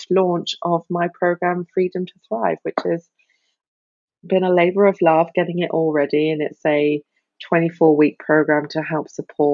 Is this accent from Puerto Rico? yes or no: no; United Kingdom; moved away as an adult; also born or lived in Australia; now in Germany; I am a Brit living in the sunny southwest of Germany.